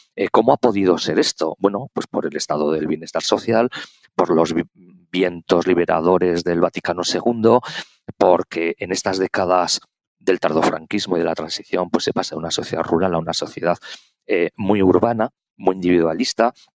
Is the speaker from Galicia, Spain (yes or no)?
no; Pamplona, Navarre, Spain; soy navarro, eh, de Pamplona